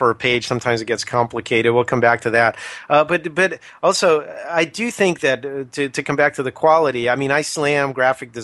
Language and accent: English; United States; us Americans